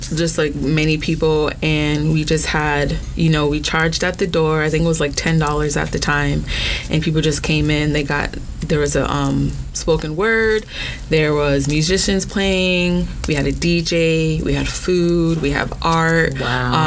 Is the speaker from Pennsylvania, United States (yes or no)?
no; Orlando, Florida, United States; also born or lived in Brooklyn, New York; I was born in Brooklyn, but I was raised in Orlando